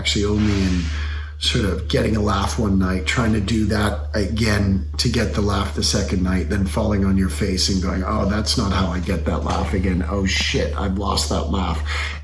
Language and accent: English; Canada; I'm a Canadian people pleaser.